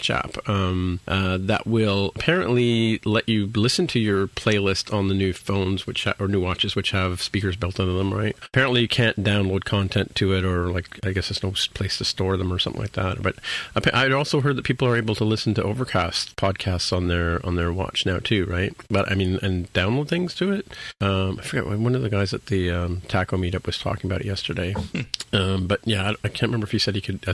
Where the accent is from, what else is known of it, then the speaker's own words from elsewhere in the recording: Canada; also born or lived in Toronto; I'm a Canadian